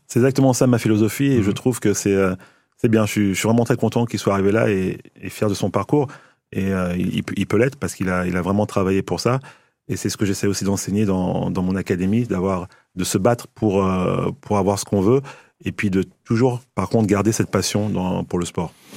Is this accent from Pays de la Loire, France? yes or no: no; Paris, Île-de-France, France; also born or lived in Mali / Limoges; now in Nancy, France; je suis pas Limougeau euh, mmh. d'origine. Hein. je suis euh, à la base, je suis parisien et encore plus à la base euh, malien.